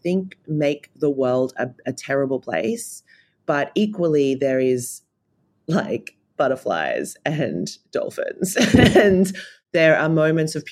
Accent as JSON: {"language": "English", "country": "Australia", "tie": "born or raised there", "said": "Being an Australian, I think it's a real travesty that I grew up not learning anything about Aboriginal and Torres Strait Islander culture and wisdom"}